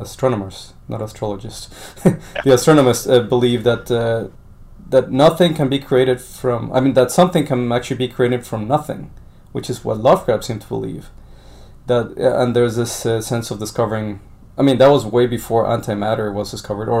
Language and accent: English; Colombia; now in United States; I was born in Colombia